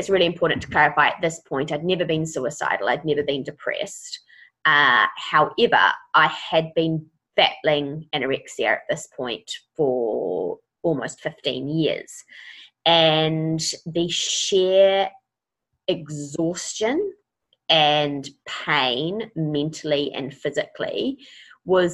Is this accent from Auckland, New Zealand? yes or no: yes; Auckland, New Zealand; I am from Auckland.